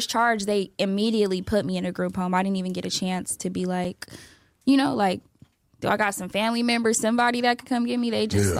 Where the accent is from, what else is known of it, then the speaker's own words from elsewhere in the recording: Sacramento, California, United States; I'm from Sacramento. Oak Park, to be exact, 916.